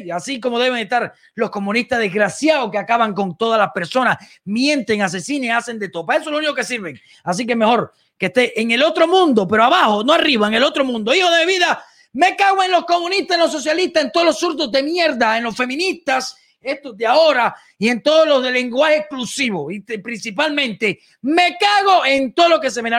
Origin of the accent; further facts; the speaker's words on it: Cuba; now in United States; ni soy cubano